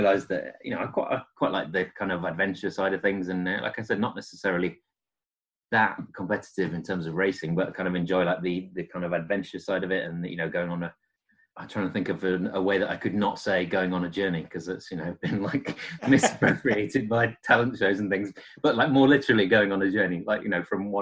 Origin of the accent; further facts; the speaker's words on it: edge of the North York Moors, North East England, United Kingdom; moved away as an adult; now in Sheffield, United Kingdom; I was born in Northeast, kind of on edge of the Northwood Moors